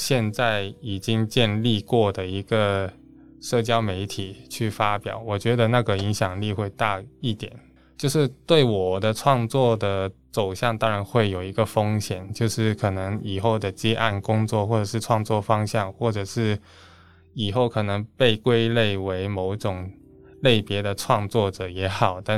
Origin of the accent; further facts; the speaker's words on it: Hong Kong; 你好，我来自香港。毕竟真的是在香港出生，也是在香港住最久的。